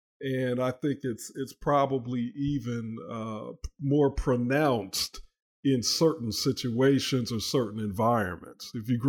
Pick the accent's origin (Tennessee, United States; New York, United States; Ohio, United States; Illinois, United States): Illinois, United States; Chicago; I too grew up watching Andy Griffith, even though I grew up in Chicago.